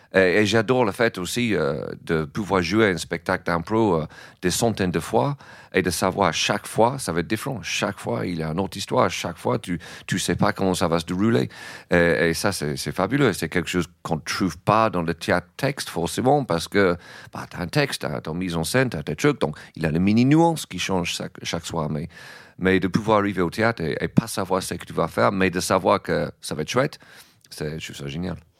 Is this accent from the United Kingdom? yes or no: yes; England, United Kingdom; French is a second language; moved away as an adult; now in France